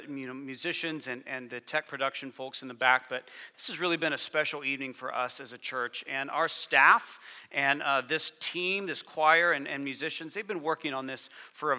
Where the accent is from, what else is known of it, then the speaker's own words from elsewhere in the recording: United States; moved away as an adult; now in Canada; I'm American